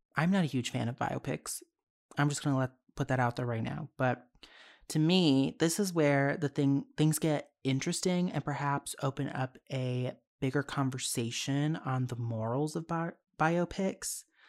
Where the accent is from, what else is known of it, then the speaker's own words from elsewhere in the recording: United States; I'm American